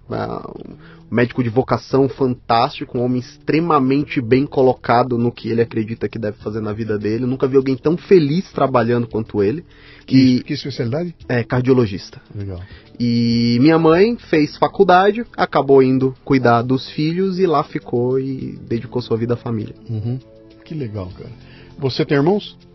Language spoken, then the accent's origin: Portuguese; Maceió, Alagoas, Brazil; born there; Nasci em Maceió, terra. É. terra do Fernando Collor.